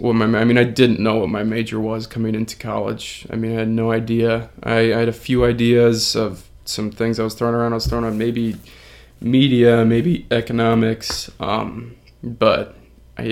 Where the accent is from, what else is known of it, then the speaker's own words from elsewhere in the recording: Nappanee, Indiana, United States; I'm from Napanee, Indiana. It's kind of close to South Bend, northern Indiana area